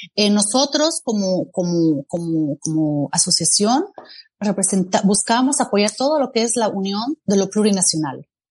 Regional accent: Bolivia; now in Geneva, Switzerland

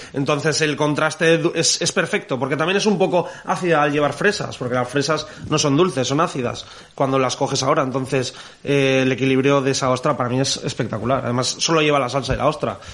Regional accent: Traiguera, Valencian Community, Spain; en Traiguera, en Castellón, de donde yo soy

